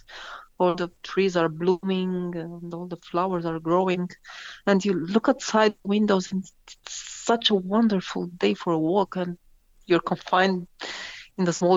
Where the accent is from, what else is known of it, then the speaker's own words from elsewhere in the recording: Bucharest, Romania; from Bucharest, Romania.